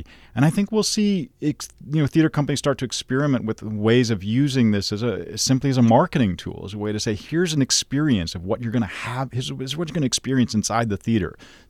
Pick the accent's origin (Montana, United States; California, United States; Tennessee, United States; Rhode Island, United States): Tennessee, United States; Nashville; One is, you know, I grew up in Nashville, Tennessee. And at that point, we didn't have a Shakespeare company there.